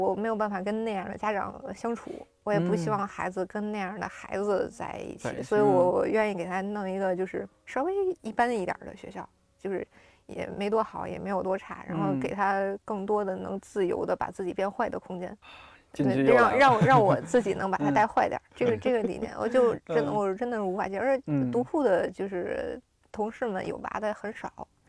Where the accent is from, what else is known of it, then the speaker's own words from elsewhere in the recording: Xicheng, Beijing, China; 西城，我小时候在西城，就是全区最差的那个小学。